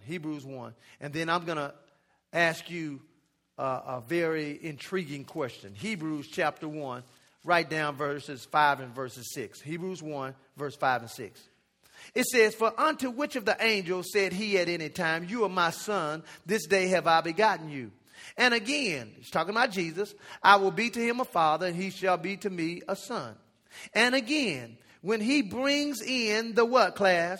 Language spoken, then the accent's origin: English; United States; also born or lived in Jamaica; I'm American, so I was out there going to school